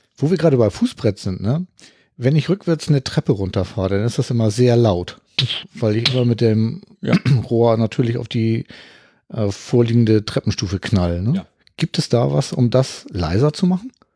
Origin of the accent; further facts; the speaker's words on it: Hamburg, Germany; ich komme aus Hamburg